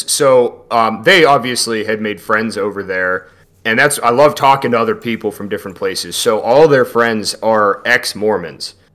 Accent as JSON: {"language": "English", "region": "Pennsylvania", "country": "United States", "also_born_or_lived": "Ohio", "said": "so we're from Pennsylvania and, and Ohio, you know."}